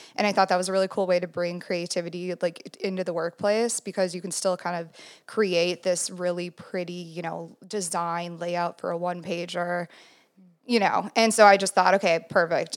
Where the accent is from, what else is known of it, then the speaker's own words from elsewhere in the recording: Chanhassen, Minnesota, United States; I grew up in Minnesota. Um, Chanhassen, Minnesota